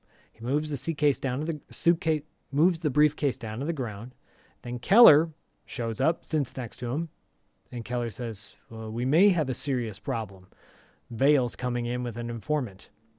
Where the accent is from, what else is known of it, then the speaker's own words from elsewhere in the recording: Canada; But I'm Canadian and you're Canadian and you're supposed to be nice.